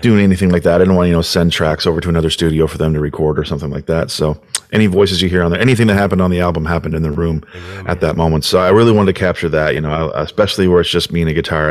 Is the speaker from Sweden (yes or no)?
no; New Brunswick, Canada; also born or lived in Cape Breton; I am from New Brunswick, yeah, but um, I've lived in Cape Breton for a bit